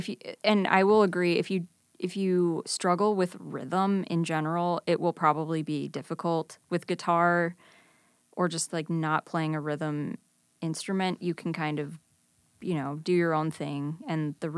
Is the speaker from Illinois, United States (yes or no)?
yes; Libertyville, Illinois, United States; now in Chicago, United States; I grew up in Libertyville.